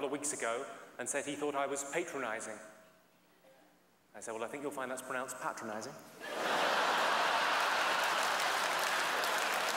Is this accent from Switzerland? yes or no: no; England, United Kingdom; I'm from England.